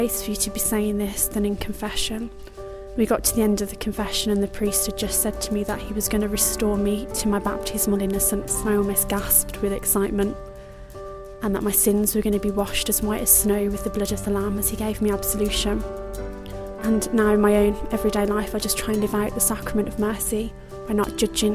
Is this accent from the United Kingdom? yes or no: yes; England, United Kingdom; I'm 24 years old and I'm from England